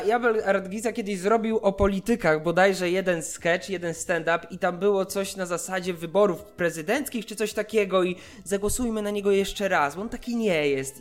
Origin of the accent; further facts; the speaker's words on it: Warsaw, Masovian Voivodeship, Poland; moved away as an adult; now in Wrocław, Poland; ja też warszawiak jestem, nie? Więc urodziłem się w Warszawie, 25 lat w Warszawie spędziłem